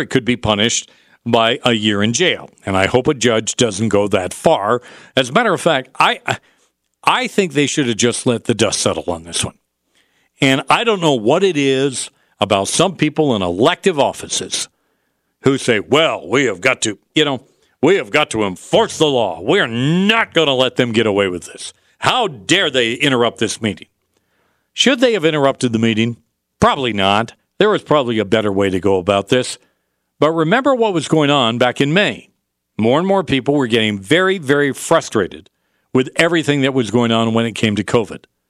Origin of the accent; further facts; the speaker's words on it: upstate New York, United States; now in Utah, United States; I grew up in upstate New York